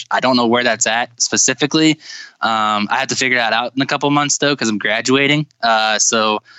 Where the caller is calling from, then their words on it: Winona Lake, Indiana, United States; Um, I'm calling you guys from Winona Lake, Indiana. I'm a uh, college student at Grace College and Theological Seminary.